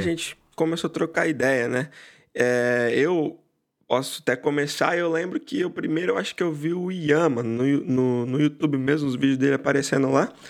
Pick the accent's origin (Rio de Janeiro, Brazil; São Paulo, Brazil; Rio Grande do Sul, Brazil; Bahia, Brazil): São Paulo, Brazil; Barra Bonita; now in Chicago, United States; originalmente de Barra Bonita, interior de São Paulo, mas hoje eu moro em Chicago, nos Estados Unidos